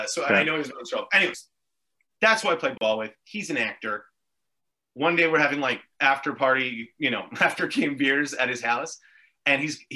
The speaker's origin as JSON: {"language": "English", "town": "Mount Royal", "region": "Quebec", "country": "Canada", "tie": "born or raised there", "said": "Town of Mount Royal."}